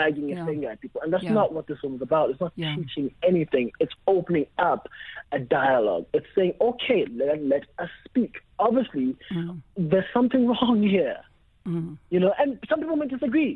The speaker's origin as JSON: {"language": "English", "town": "Alice", "region": "Eastern Cape", "country": "South Africa", "tie": "born or raised there", "said": "I was born in Alice in the Eastern Cape"}